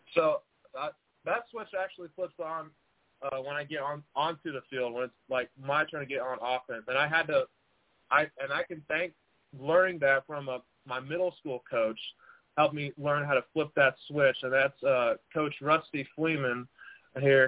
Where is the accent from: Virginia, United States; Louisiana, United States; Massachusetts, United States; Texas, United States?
Texas, United States; San Angelo; also born or lived in Dallas, Texas; I played my ball at San Angelo Central here in San Angelo, Texas